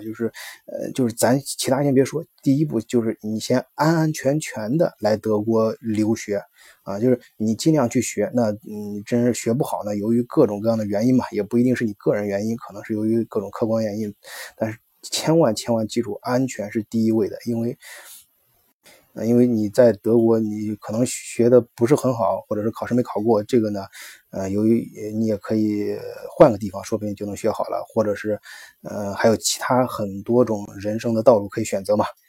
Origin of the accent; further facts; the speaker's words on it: China; now in Germany; 我们中国游客